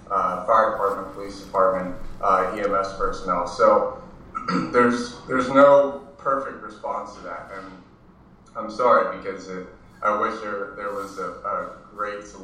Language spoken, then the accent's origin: English; Maryland, United States; moved away as an adult; now in Southern California, United States; because I'm from Maryland